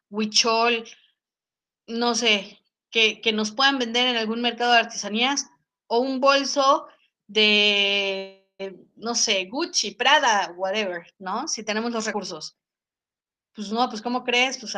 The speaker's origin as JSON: {"language": "Spanish", "country": "Mexico", "said": "pero también había que ver hacia adentro como mexicanos qué hacemos."}